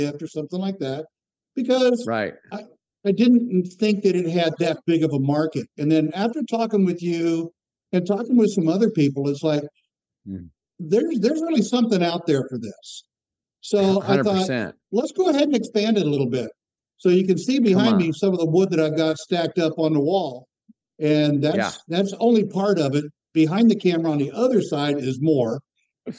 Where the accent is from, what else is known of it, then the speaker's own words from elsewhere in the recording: Florida, United States; I grew up in Florida in the Southern Baptist world